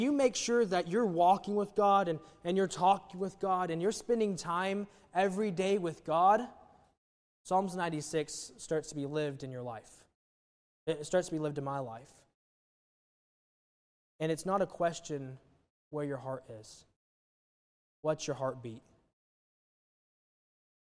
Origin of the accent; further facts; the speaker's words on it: Wichita, Kansas, United States; moved away; born and raised in Wichita